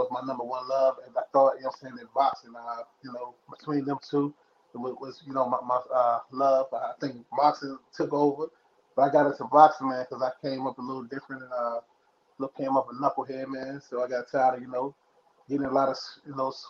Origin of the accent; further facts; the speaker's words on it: Lynchburg, Virginia, United States; also born or lived in San Diego, California / El Cajon, California; now in Clifton Forge, United States; that's where I'm at now, but I'm originally from Lynchburg. So I bounced between, you know, Virginia and California. I used to live in San Diego, El Cajon